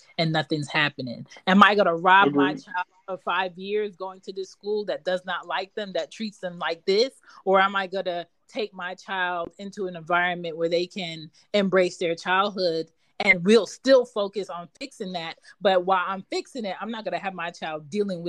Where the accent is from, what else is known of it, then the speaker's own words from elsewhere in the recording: Philadelphia, Pennsylvania, United States; moved away as an adult; now in the South, United States; I'm from Philly